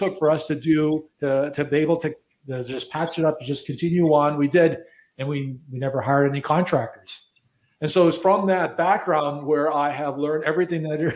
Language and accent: English; Chicago, Illinois, United States; also born or lived in Miami Beach, United States; now in Toronto, Canada; I was born and raised in Chicago